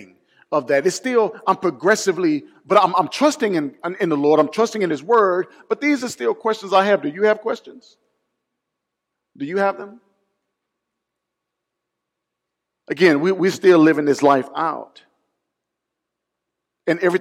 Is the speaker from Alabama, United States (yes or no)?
yes; Mobile, Alabama, United States; Mardi Gras was founded in my hometown